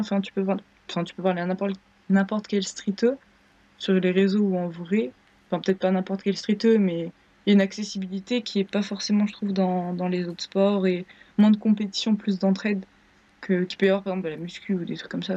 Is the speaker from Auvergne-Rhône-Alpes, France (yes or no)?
yes; Grenoble, Auvergne-Rhône-Alpes, France; Je viens de Grenoble.